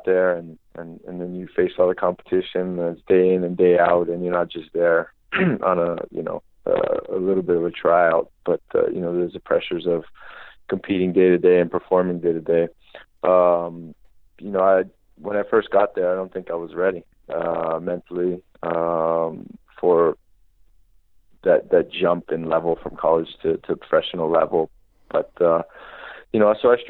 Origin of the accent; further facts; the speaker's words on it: Hawaii, United States; moved away as an adult; growing up in Hawaii